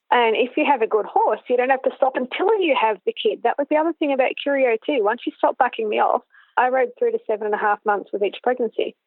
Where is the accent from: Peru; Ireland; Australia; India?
Australia; Canberra, Australian Capital Territory; also born or lived in New Zealand; I was born in Canberra and raised in Canberra. I've been here now for 45 out of the 47 years, the other two being in New Zealand.